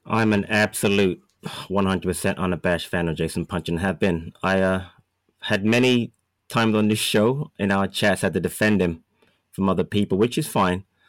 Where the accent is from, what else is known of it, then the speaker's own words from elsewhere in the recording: London, United Kingdom; moved away; grew up in England. I lived in Thornton Heath, and I used to go to all the matches of the academy